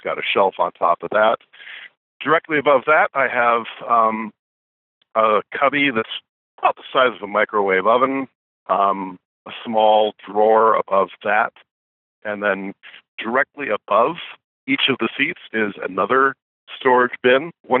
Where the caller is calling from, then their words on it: Aurora, Nebraska, United States; I am calling from the Love's truck stop in, I'm at mile 332 on I-80 in Nebraska. Let me open my trusty Rand McNally trucker atlas, and I can tell you that the town is Giltner, Nebraska. No, I'm sorry, I tell a lie. Aurora, Nebraska.